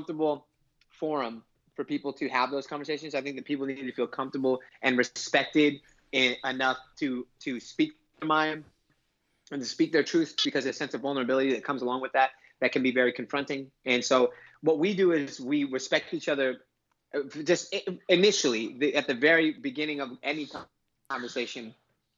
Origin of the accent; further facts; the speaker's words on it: Inglewood, California, United States; I grew up in Inglewood, California